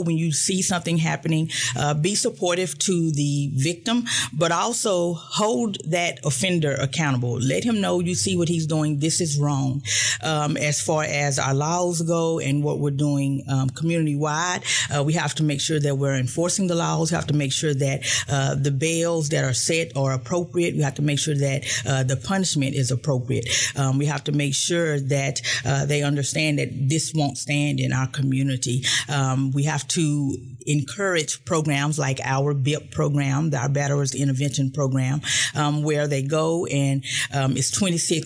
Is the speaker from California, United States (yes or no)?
no; Fort Worth, Texas, United States; moved away as an adult; now in Tyler, United States; I am from Fort Worth, Texas, and we are a big city, but with a small town feel. So moving here to Tyler